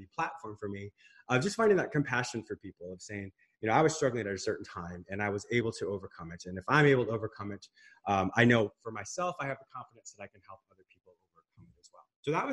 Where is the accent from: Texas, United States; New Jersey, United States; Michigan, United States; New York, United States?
Michigan, United States; first language English; also born or lived in Canada / Spain; I was born in Michigan, but my parents had a very rustic fishing resort in Canada. So half the year I was up in Canada